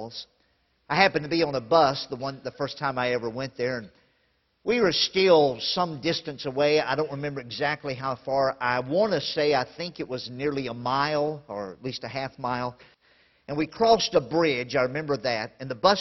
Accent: Louisiana, United States; I grew up in Louisiana, and we had lots of lakes in Louisiana

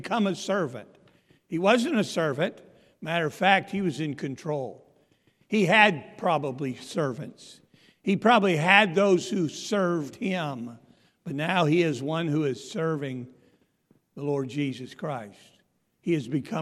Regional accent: Pennsylvania, United States; moved away; I'm from Pennsylvania

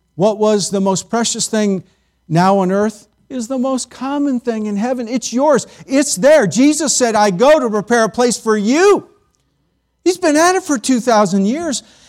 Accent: United States; we as American Christians

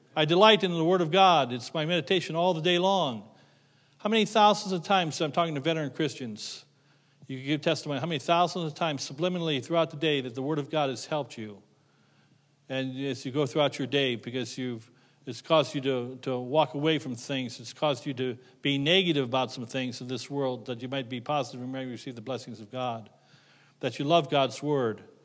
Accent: Middlefield, Ohio, United States; moved away; I grew up near Middlefield, Ohio

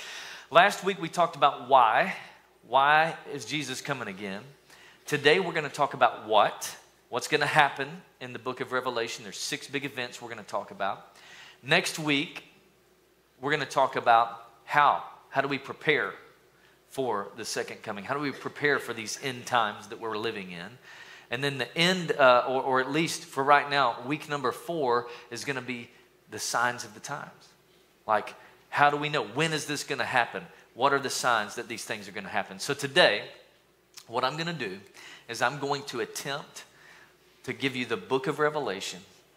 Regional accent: East Tennessee, United States; So y'all know I'm from East Tennessee

